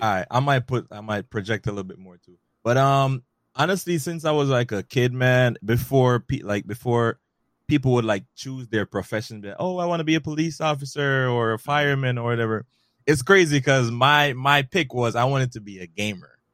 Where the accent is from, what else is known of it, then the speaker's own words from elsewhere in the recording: Jamaica; also born or lived in Bronx, New York City; now in New York City, United States; I was born and raised originally in Jamaica, but now mm-hmm. I reside in New York City, in the Bronx